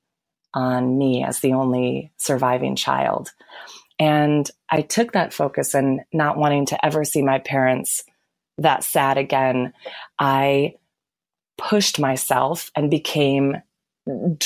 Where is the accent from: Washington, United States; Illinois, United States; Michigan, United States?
Michigan, United States; Lansing; I was born and raised in Lansing, Michigan.